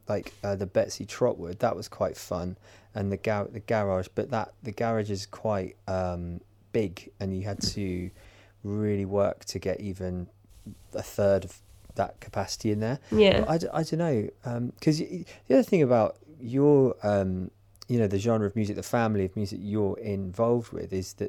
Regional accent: Guildford, South East England, United Kingdom; I'm from Guildford.

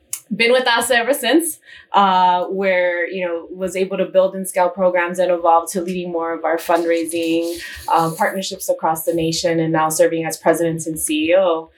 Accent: East Chicago, Indiana, United States; moved away as an adult; also born or lived in Houston / Phoenix; now in Chicago, United States; I was born and raised in East Chicago, Indiana.

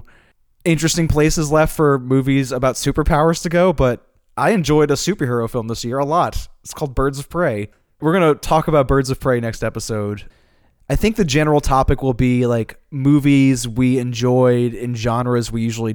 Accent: United States; as American

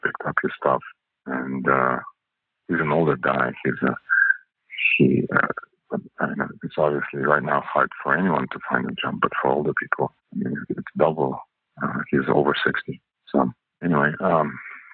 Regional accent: Canada; English is a second language; moved away as an adult; also born or lived in Russia / Hong Kong / China; now in California, United States; English is not my first language. It's actually my third. So I speak French as my second language. Grew up in Canada. I'm Russian originally

